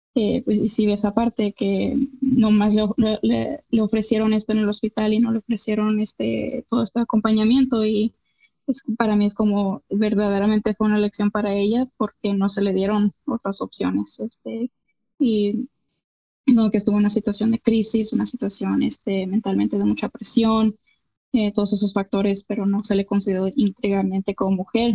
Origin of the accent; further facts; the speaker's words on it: Mexico; como mexicana